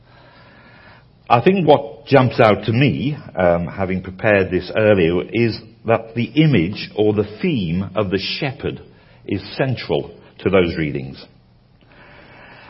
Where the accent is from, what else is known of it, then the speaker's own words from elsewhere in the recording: United Kingdom; as a Brit